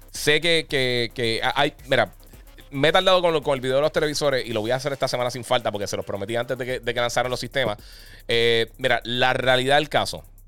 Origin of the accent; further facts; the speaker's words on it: Puerto Rico; Nosotros somos territorio norteamericano